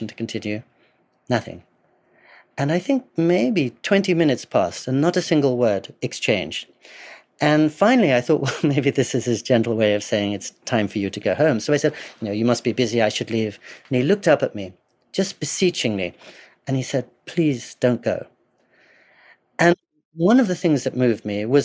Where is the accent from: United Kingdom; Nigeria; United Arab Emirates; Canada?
United Kingdom; England; I grew up in English boarding schools